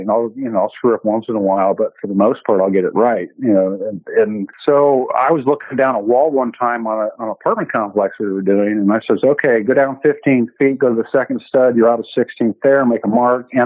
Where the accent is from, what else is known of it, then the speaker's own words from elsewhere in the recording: Vallejo, California, United States; I actually grew up in California